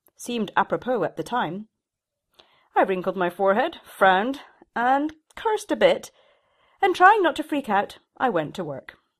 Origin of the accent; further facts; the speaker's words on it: Shetland, Scotland, United Kingdom; moved away; I was from Shetland. My mother had been a knitwear designer